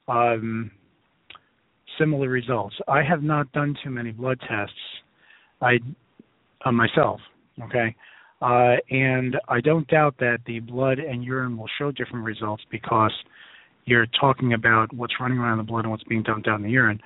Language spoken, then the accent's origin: English; New York City, New York, United States; I tend to talk like I'm from Brooklyn, which I am